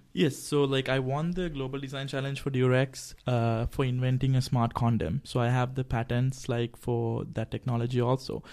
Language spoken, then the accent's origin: English; Sri Lanka; I'm also from Sri Lanka